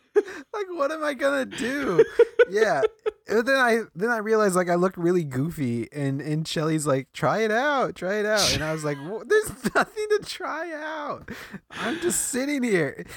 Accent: Midwest, United States; moved away; also born or lived in Iowa; I grew up in the Midwest

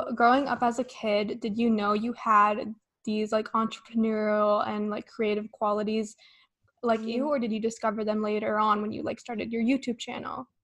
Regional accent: Las Vegas, Nevada, United States; I'm from Vegas

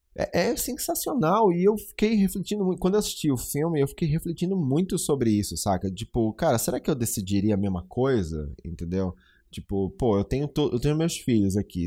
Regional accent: Brazil; eu sendo brasileiro

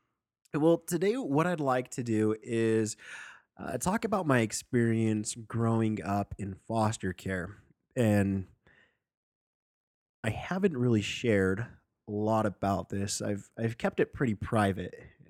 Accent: Sandy, Utah, United States; born or raised there

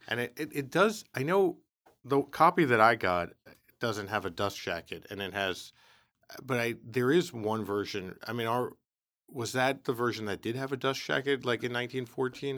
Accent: New York City, New York, United States; I was from the Bronx

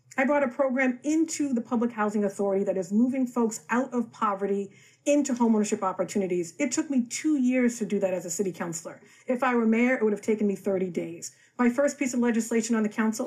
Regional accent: Boston, Massachusetts, United States; I grew up on Mass Ave

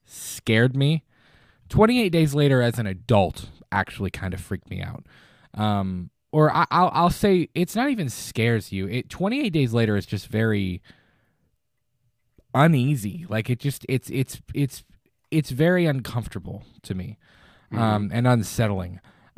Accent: Florida, United States; As a young kid, Jaws, because I am originally from Florida and I was at the beach all the time

